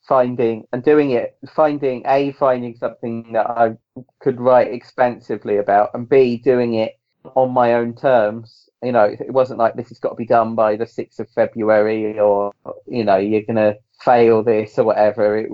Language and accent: English; England, United Kingdom; I'm English, but as much as I'm English, my dad was born in Northern Ireland.